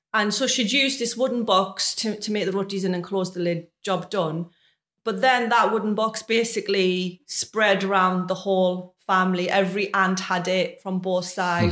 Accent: Sunderland, North East England, United Kingdom; moved away as an adult; now in Maidenhead, United Kingdom; So I'm originally from Sunderland, which is a city not far from Newcastle.

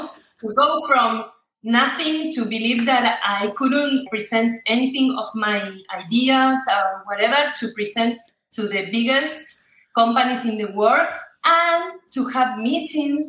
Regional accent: Argentina; English is a second language; I'm from Argentina

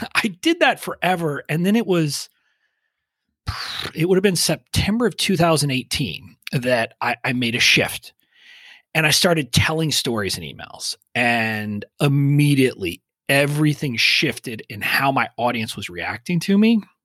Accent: five miles from the Mexican border, Texas, United States; I grew up five miles from the Mexican border, so I didn't really have a Texas accent

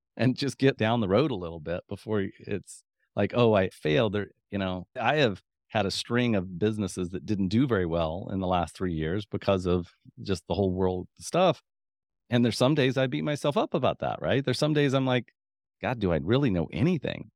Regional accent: Midwest, United States; I'm from the Midwest

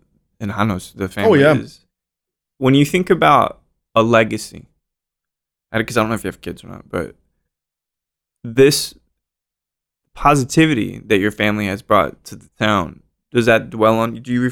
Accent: Roswell, New Mexico, United States; I was born in Roswell, actually.

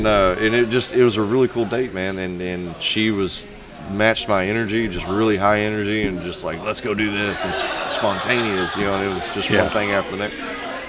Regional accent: Coldspring, Texas, United States; now in Conroe, United States; because I grew up in Cold Spring.

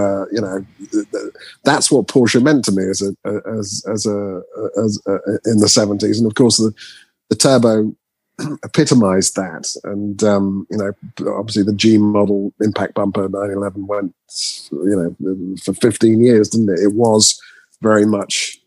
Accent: Norwich, East of England, United Kingdom; I spent a lot of time in Norwich, where I was born in Norwich

